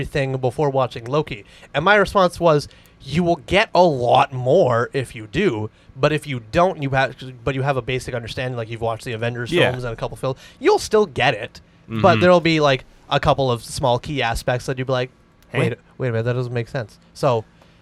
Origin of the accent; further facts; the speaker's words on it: Canada; We're Canadian